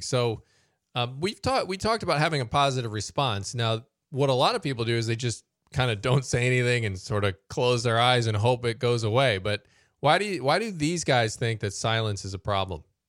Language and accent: English; United States; as American Christians